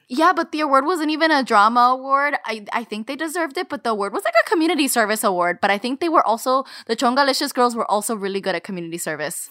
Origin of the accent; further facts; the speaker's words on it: United States; we were raised in the United States